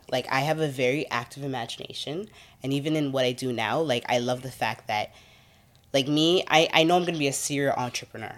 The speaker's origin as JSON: {"language": "English", "town": "Toronto", "region": "Ontario", "country": "Canada", "tie": "born or raised there", "said": "I grew up in the Rex"}